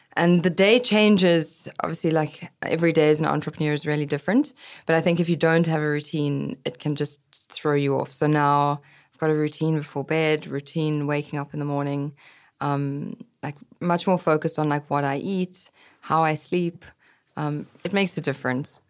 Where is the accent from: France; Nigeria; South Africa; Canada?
South Africa; moved away as an adult; also born or lived in London / New York; growing up in South Africa